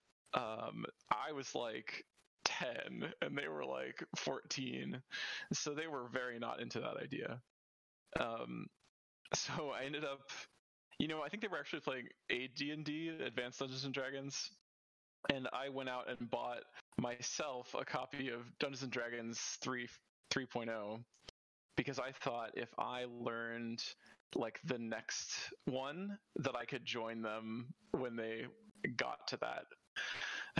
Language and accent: English; Houston, Texas, United States; also born or lived in Pittsburgh, Pennsylvania / Seattle area; now in Seattle, United States; I grew up in Houston, Texas